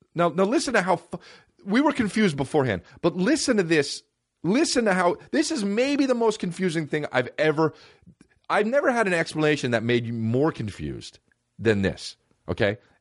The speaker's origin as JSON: {"language": "English", "region": "West Coast", "country": "United States", "tie": "born or raised there", "said": "I'm East Coast born, but West Coast raised, just like …"}